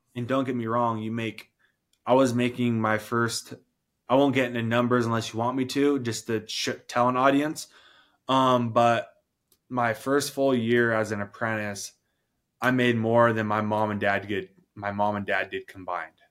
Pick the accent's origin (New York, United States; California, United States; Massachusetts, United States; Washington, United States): Washington, United States; for my hometown in Washington. My mom, she's a nurse. I grew up in the country